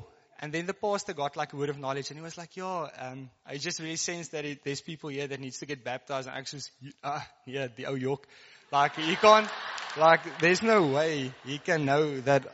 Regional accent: Karoo, South Africa; first language Afrikaans; English is a second language; I come from the Karoo, so I guess I'm like Afrikaans. So, if the English get a bit stuck, just bear with me.

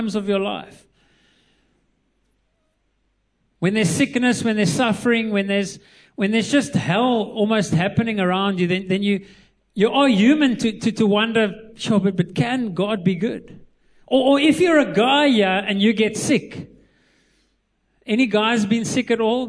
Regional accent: Eastern Cape, South Africa; moved away; I was born in the Eastern Cape, so I love the Eastern Cape, the best place

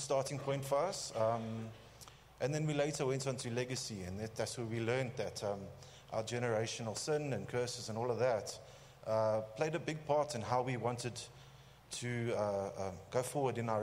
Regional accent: Johannesburg, Gauteng, South Africa; I grew up in Joburg

